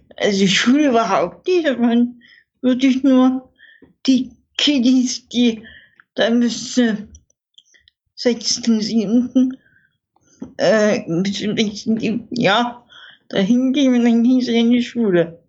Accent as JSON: {"language": "German", "town": "Dresden", "region": "Saxony", "country": "Germany", "said": "bei uns in Dresden"}